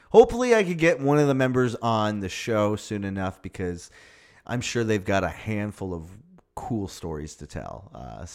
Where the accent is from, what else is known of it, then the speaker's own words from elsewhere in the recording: Toronto, Ontario, Canada; We're from Toronto.